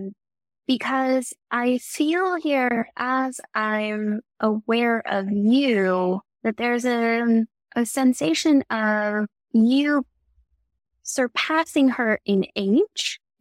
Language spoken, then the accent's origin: English; Houston, Texas, United States; I grew up in Houston, Texas